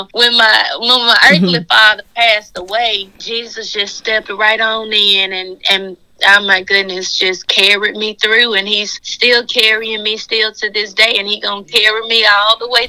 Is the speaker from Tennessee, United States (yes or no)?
yes; Memphis, Tennessee, United States; Yes, ma'am. Born and raised.